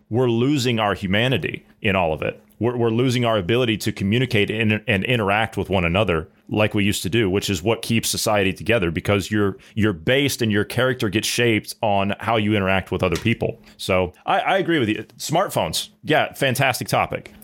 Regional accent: United States

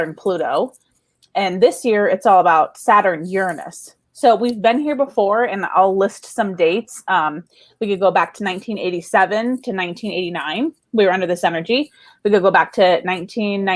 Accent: Las Vegas, Nevada, United States; I was born and raised in Las Vegas

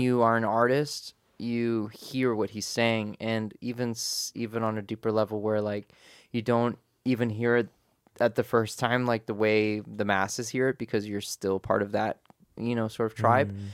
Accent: United States; I was born in America, my parents are Afghan

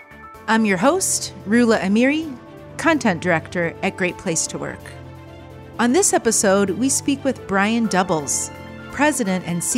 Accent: Bowling Green, Ohio, United States; But you know, when you're on the border, for anyone who knows where Bowling Green is, it is just south of Toledo

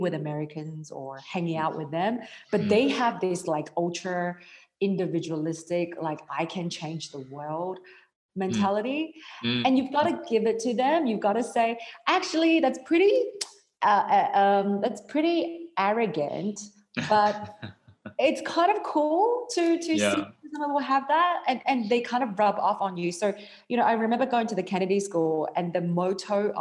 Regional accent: Australia; growing up in Australia

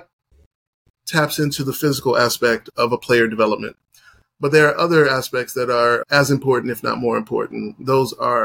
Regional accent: United States; also born or lived in Haiti (ancestry); I am American-born Haitian

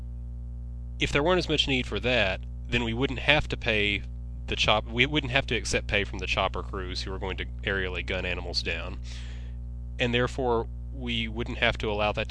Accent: Western Kentucky, United States; I grew up in Western Kentucky

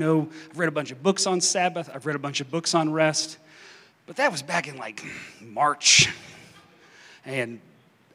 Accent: Kentucky, United States; moved away; I'm showing my kids my hometown

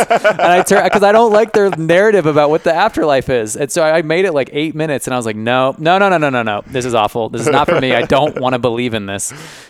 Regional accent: San Francisco, California, United States; I grew up in San Francisco, man.

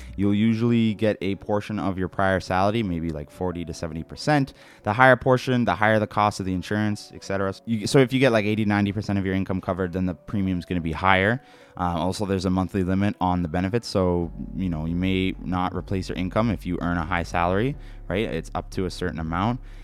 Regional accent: Canada; being Canadian

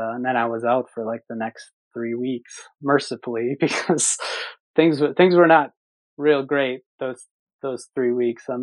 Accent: Minnesota, United States; moved away; I grew up in Minnesota

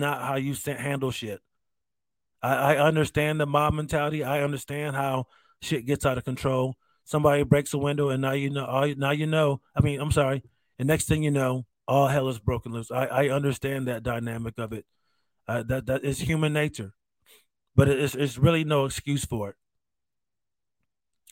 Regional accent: United States; As a veteran, as an American

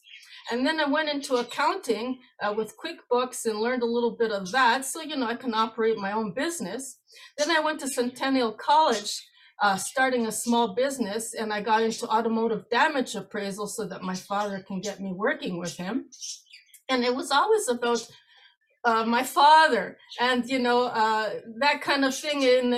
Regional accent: Canada; also born or lived in Greece; Well, I was born in Greece on July 7th, 1969. And immigrated to Canada in March 1975 as an only child with overprotective parents and many brother and sister paired off cousins.

